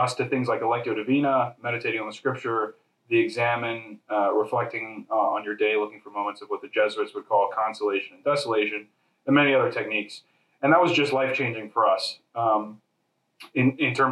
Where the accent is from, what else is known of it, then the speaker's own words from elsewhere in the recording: Harrisburg, Pennsylvania, United States; moved away as an adult; also born or lived in New York / Chicago; I was born and raised in Harrisburg, Pennsylvania.